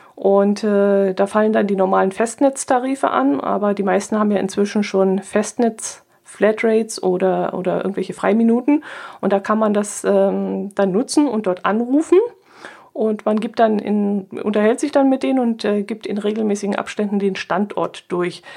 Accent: Southern Germany, Germany; Ich war jetzt als Süddeutsche natürlich dem Ganzen ein bisschen weit weg

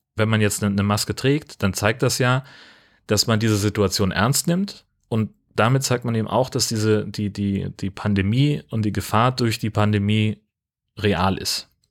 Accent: Hesse, Germany; moved away; ich bin auf dem Dorf groß geworden in Hessen

